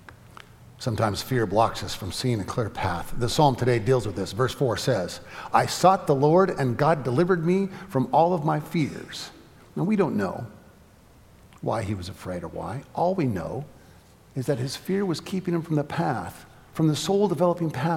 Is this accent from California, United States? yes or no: yes; California, United States; moved away as an adult; also born or lived in Atlanta; I'm from California, where a storage shack in your backyard goes for $1 million if it's got a view